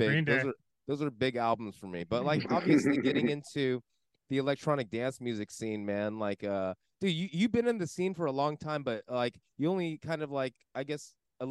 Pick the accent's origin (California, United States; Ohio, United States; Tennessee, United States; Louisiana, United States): California, United States; West Covina; also born or lived in San Dimas, California; my hometown, West Covina